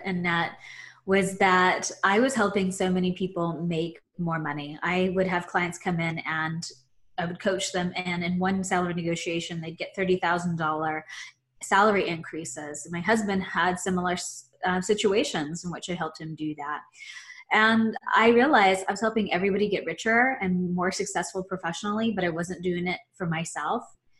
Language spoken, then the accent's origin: English; Philippines; born there; I was born in the Philippines.